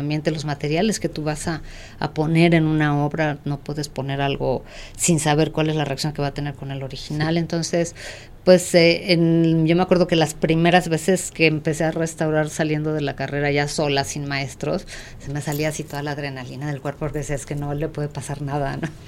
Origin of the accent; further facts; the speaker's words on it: Mexico City, Mexico; yo soy mexicana, obviamente, eh, nací aquí en la Ciudad de México y aquí estudié